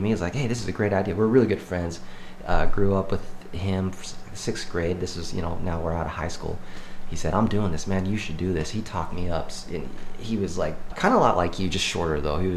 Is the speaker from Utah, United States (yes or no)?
yes; Cedar City, Utah, United States; Cedar City.